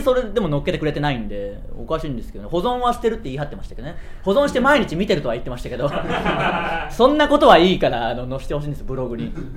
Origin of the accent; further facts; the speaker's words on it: Tsuyama, Okayama, Japan; 僕らの地元である岡山県津山市